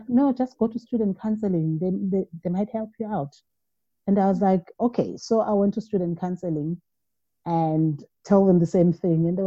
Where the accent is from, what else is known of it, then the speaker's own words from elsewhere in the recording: KwaZulu-Natal, South Africa; I am from KwaZulu-Natal.